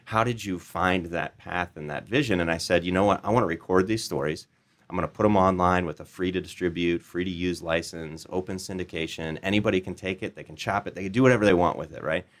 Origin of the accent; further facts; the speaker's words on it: Des Moines, Iowa, United States; Des Moines, Iowa.